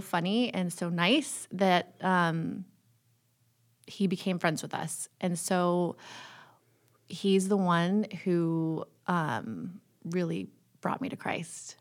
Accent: California, United States; also born or lived in Toronto, Canada; I've grown up all around California.

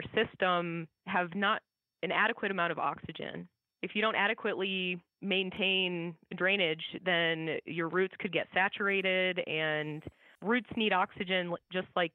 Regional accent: Iowa, United States; I grew up in Iowa

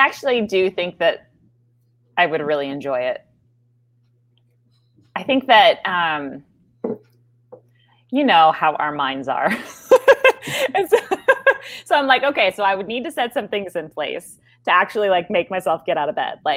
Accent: Midwest, United States; I'm a Midwesterner

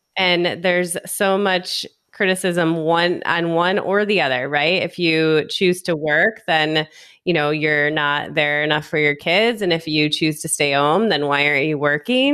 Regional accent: Michigan, United States; now in Las Vegas, United States; I'm from Michigan. I've lived in a handful of other places in the US, and I currently live in Las Vegas, Nevada

